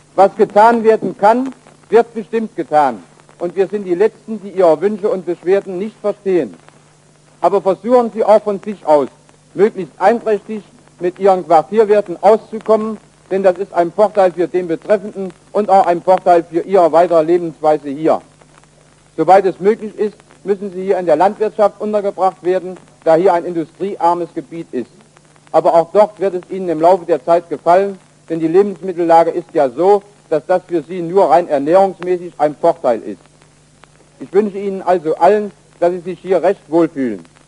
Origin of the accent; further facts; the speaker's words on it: Wrocław, Lower Silesian Voivodeship, Poland; moved away as an adult; wurde nach Breslau entlassen, was meine Heimat ist